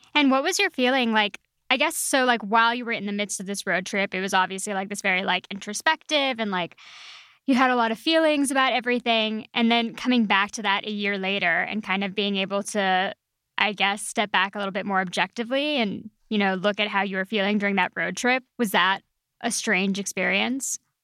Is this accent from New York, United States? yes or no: no; El Paso, Texas, United States; moved away; I'm from West Texas, and so oh, I'm very familiar. Yeah, I'm from El Paso